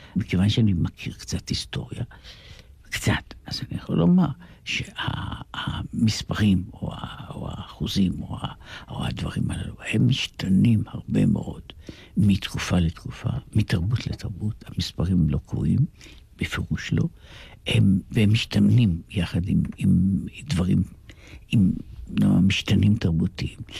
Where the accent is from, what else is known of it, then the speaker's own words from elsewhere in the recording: Jerusalem, Jerusalem District, Israel; אנחנו גם גדלנו באותה שכונה ממש, ממש באותה פינה בירושלים, בכרם אברהם